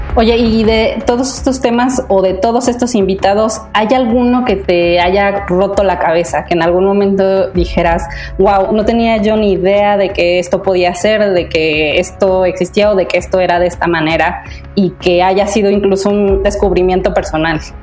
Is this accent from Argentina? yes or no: no; Puebla, Mexico; en mi casa en Puebla, yo soy poblana